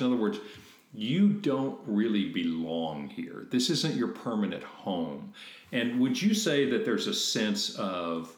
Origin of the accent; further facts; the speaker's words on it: United States; we grew up in America, in this tiny little bubble of history